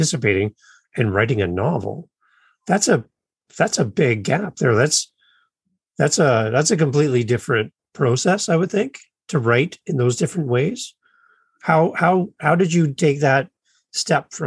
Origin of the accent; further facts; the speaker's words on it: Ontario, Canada; Being in Ontario for my whole life